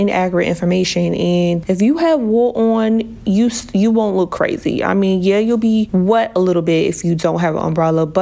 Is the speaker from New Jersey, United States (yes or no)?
yes; New Jersey, United States; also born or lived in Miami / Las Vegas; I am from New Jersey. I've been born and raised in New Jersey